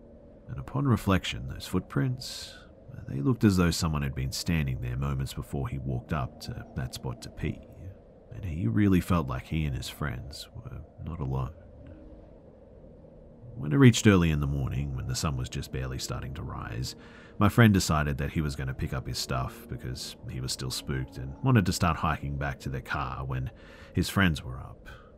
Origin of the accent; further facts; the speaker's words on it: California, United States; When I was a teenager growing up in Southern California, it wasn't uncommon to hitchhike with my friends.